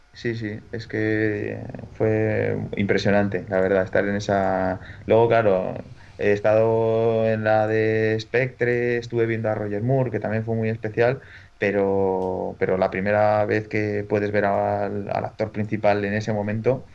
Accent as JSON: {"language": "Spanish", "region": "La Rioja", "country": "Spain", "tie": "born or raised there", "moved": "yes", "said": "cuando yo todavía vivía en mi pueblo de La Rioja"}